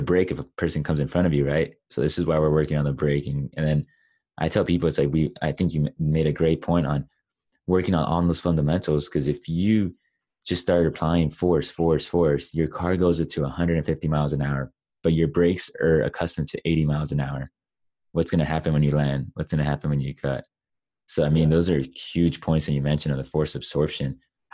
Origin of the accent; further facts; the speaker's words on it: Los Angeles, California, United States; I grew up in Los Angeles